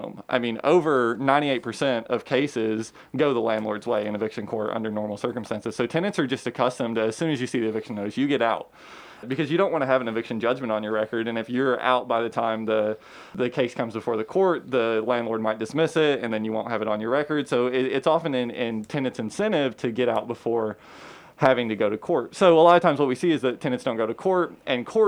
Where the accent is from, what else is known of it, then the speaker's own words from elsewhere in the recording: Georgetown, Kentucky, United States; also born or lived in Lexington, Kentucky; I grew up in Georgetown